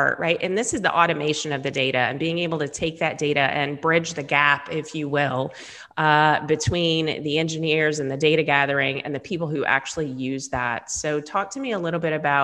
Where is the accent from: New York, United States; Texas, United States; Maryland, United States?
Texas, United States; Dallas; I'm a Texas girl. So I grew up in Dallas